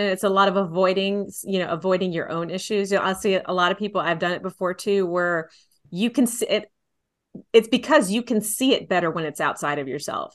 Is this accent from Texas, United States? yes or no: yes; San Antonio, Texas, United States; I grew up in San Antonio